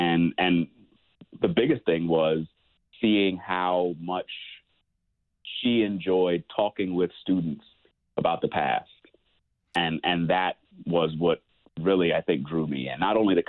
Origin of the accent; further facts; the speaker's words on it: Chesapeake, Virginia, United States; moved away as an adult; Yes, I grew up in Chesapeake, Virginia, southeastern Virginia, just above the North Carolina border and just in from the beach.